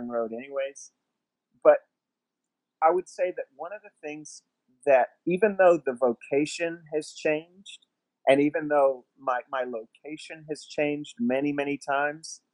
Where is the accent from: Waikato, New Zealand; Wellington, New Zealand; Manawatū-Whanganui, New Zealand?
Wellington, New Zealand; Masterton; also born or lived in Tucson, Arizona, United States; we moved across the world from Tucson, Arizona to Masterton, New Zealand, and it happened pretty quickly